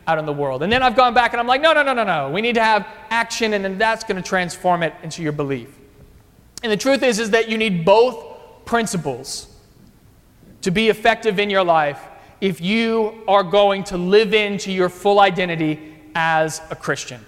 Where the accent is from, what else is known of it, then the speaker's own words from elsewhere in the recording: Virginia, United States; moved away as an adult; now in Arlington Heights, United States; when I was growing up in Virginia, I went to a high school